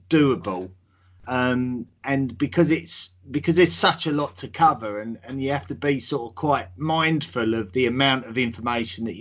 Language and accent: English; England, United Kingdom; I'm from England, as you can tell by the accent.